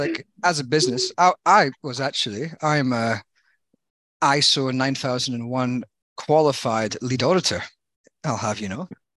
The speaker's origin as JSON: {"language": "English", "country": "Ireland", "moved": "yes", "lives_now": "Australia", "said": "When I came from Ireland, I was following the lucky charms."}